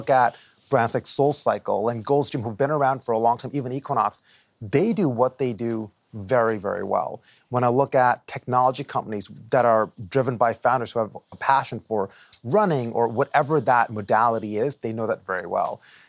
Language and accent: English; Dubai, United Arab Emirates; now in New Jersey, United States; I immigrated here from the Middle East, from Dubai, okay, in 91 to Jersey, right?